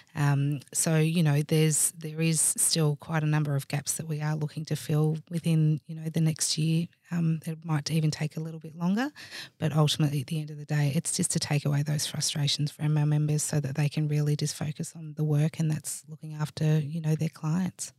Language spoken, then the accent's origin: English; Swan Hill, Victoria, Australia; I actually grew up in a small country town called Swan Hill, which is about three and a half hours northwest of here.